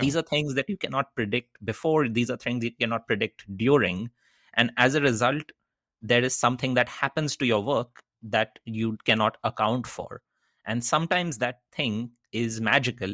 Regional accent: Kolkata, West Bengal, India; moved away as an adult; also born or lived in Netherlands / United States; I grew up in Calcutta in eastern India.

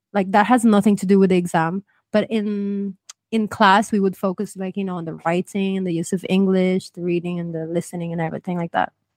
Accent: Ireland; now in Spain; I grew up in Ireland

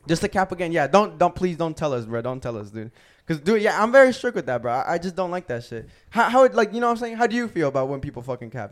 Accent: Gwinnett, Georgia, United States; I'm from Gwinnett.

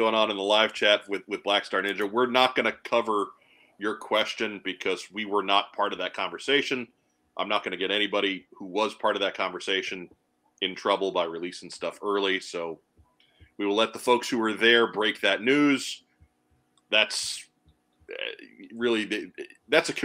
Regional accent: Long Island, New York, United States; I grew up on Long Island with an Irish mother.

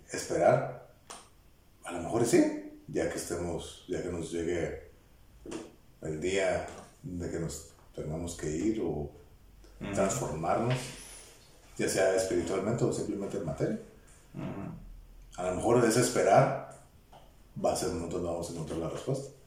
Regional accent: Tijuana, Baja California, Mexico; born there; qué bueno que yo nací aquí en Tijuana y tengo la libertad.

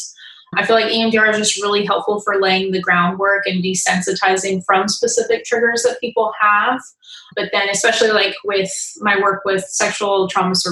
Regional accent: Riverside, California, United States; also born or lived in Dana Point, California; I grew up in Riverside, Inland Empire, California. I'm currently living in Dana Point

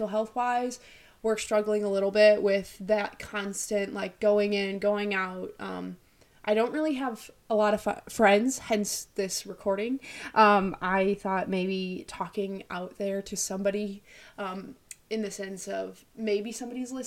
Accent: Illinois, United States; also born or lived in Russia; I'm from Illinois. Originally, I was born in Russia. My parents adopted me when I was 1.5. I've lived here my whole life

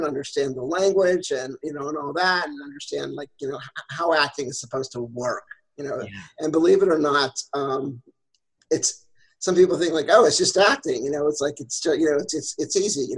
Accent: Pennsylvania, United States; I grew up in Pennsylvania

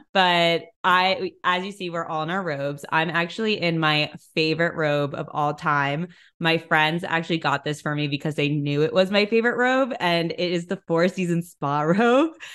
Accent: New York City, New York, United States; I'm from New York City, I was home for a lot of the pandemic

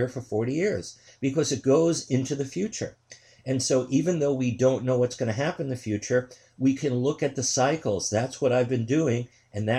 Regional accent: New York City, New York, United States; also born or lived in Queens; I'm from New York City

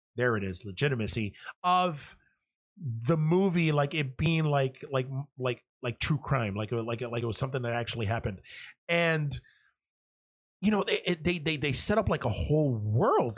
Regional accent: New York City, New York, United States; I was born and raised in New York City and Manhattan.

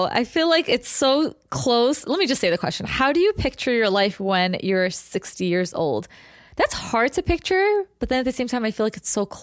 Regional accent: United States; technically you and I were born here

